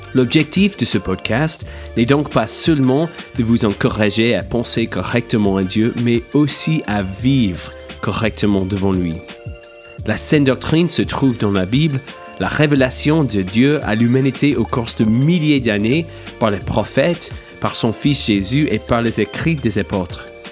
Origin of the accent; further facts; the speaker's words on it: United States; French is a second language; moved away as an adult; now in France; je suis franco-américain, mais j'ai été élevé aux États-Unis, évidemment, par mon accent